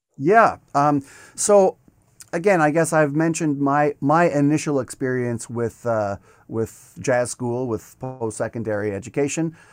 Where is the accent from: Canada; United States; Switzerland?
Canada; Regina, Saskatchewan; moved away as an adult; also born or lived in Montreal; now in Toronto, Canada; after my first year of my undergrad, I went back to Regina for that summer.